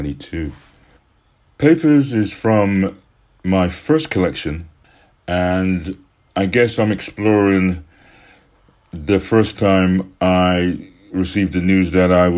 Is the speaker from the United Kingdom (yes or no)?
yes; Birmingham, West Midlands, United Kingdom; now in Brighton, United Kingdom; I'm originally from Birmingham in the Black Country, now living in Brighton.